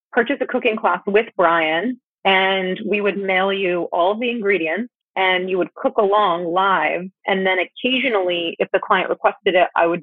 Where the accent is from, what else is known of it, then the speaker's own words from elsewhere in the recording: Florida, United States; now in San Diego, United States; we grew up together in Florida